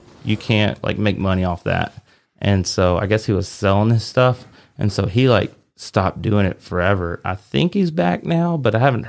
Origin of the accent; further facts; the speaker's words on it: Arkansas, United States; I was from Arkansas, small town Arkansas.